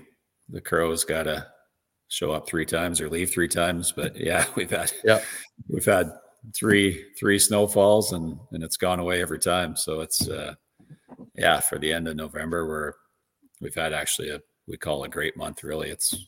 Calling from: Virden, Manitoba, Canada; Yeah, I currently reside in western Manitoba, a small town called Verdon.

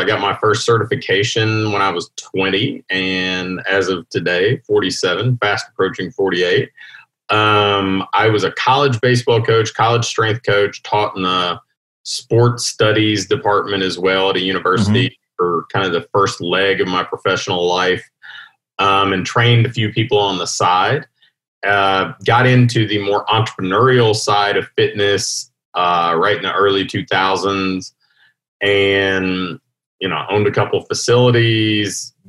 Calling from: Louisville, Kentucky, United States; I am in Louisville, Kentucky. So here in, I guess, the heart of the country

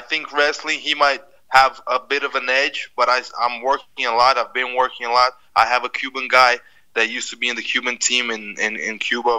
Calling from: Brazil; From Brazil. I'm in Brazil right now.

